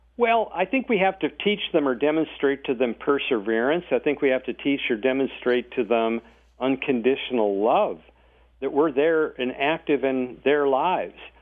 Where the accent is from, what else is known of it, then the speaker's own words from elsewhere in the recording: North Dakota, United States; moved away as an adult; also born or lived in Silicon Valley, California; I was born and raised in North Dakota